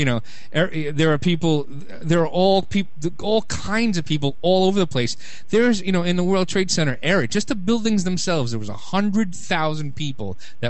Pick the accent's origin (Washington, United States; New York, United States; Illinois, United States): New York, United States; New York City; moved away; Now, I grew up in Brooklyn